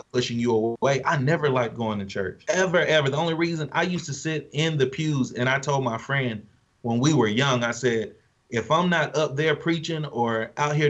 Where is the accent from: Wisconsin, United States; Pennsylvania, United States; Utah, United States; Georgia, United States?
Georgia, United States; Thomaston; I was born in Thomaston, Georgia. Half of the city went to one school, half of the city went to the other school